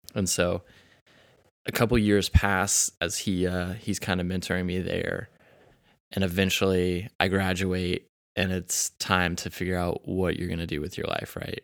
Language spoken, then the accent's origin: English; Kansas City, United States; also born or lived in Arkansas; I'm also from Kansas City